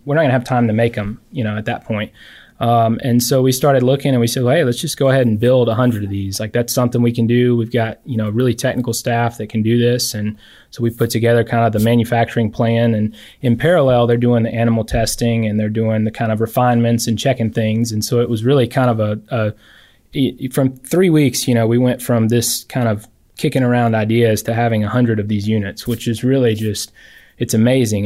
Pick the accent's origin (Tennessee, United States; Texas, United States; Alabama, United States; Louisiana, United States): Alabama, United States; Alexander City; I'm from Lake Martin, Alex City area